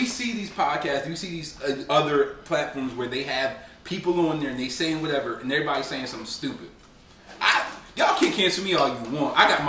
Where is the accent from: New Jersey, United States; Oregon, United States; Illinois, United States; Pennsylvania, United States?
New Jersey, United States; also born or lived in Winnsboro, South Carolina; I was born in Jersey